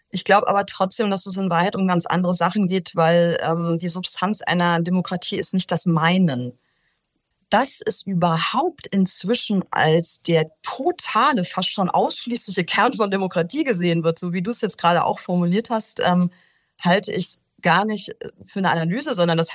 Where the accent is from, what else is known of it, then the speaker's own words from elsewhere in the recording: Rhineland, Germany; Selbst als Rheinländer und das will ja schon was heißen, oder?